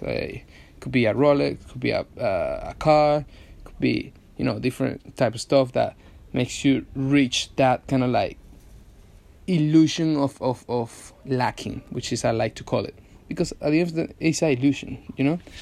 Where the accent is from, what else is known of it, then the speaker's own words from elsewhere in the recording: Venezuela; now in London, United Kingdom; I'm from Venezuela. Hence the accent.